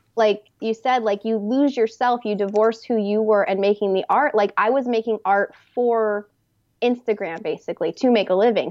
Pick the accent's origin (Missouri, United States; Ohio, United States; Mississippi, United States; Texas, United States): Texas, United States; moved away as an adult; also born or lived in New York City; now in Los Angeles, United States; I'm from Texas originally